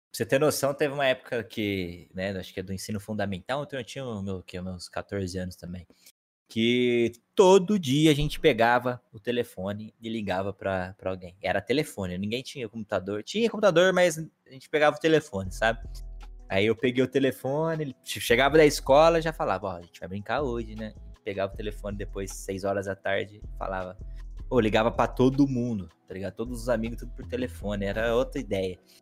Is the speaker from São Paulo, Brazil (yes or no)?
yes; Aguaí, São Paulo, Brazil; accent: meio paulistano e meio mineiro; Minha infância foi aqui em Aguaí, no interior de São Paulo